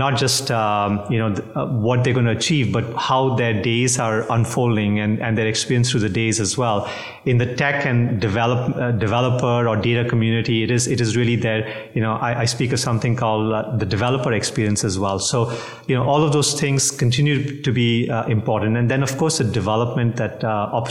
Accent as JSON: {"language": "English", "country": "India", "also_born_or_lived": "Singapore", "moved": "yes", "lives_now": "New Jersey, United States", "said": "I'm originally from India. I carry a Singapore passport. New Jersey is our home"}